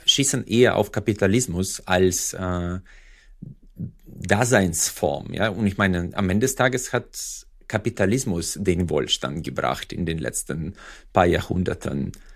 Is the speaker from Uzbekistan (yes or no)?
yes; Uzbekistan; also born or lived in Freiburg; now in Germany; Usbekistan, wo ich herkomme